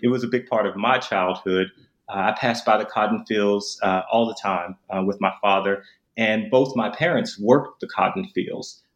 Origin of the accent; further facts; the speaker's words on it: Memphis, Tennessee, United States; I'm actually from Memphis